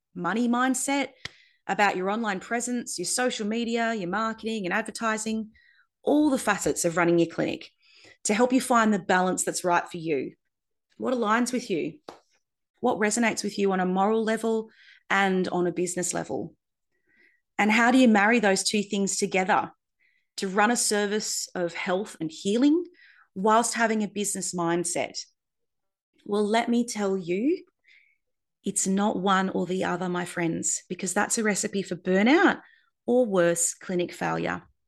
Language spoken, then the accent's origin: English; Darwin, Northern Territory, Australia; also born or lived in Perth; moved from Perth to Darwin to set up a practice in my hometown